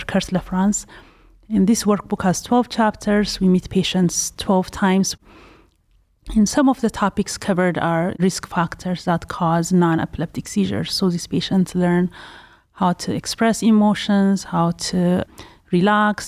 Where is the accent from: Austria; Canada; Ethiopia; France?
Ethiopia; also born or lived in Pasadena, California; now in Cleveland, United States; am originally from Ethiopia